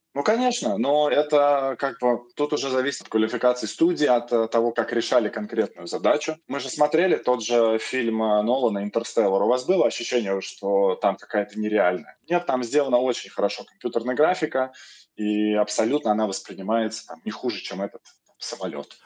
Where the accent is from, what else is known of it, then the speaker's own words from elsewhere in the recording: Moscow, Russia; я москвич